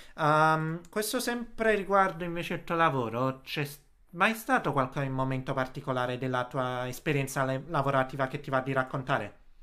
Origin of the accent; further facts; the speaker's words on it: Naples, Campania, Italy; moved away; sono napoletano